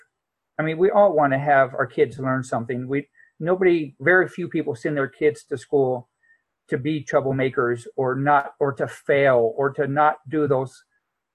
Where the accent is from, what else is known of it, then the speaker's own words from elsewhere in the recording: San Diego, California, United States; I grew up in San Diego where I don't remember seeing a tree until I joined the Marine Corps